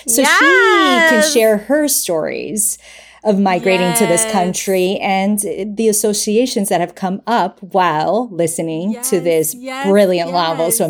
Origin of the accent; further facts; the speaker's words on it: Bogotá, Colombia; now in New York, United States; I'm from Bogota.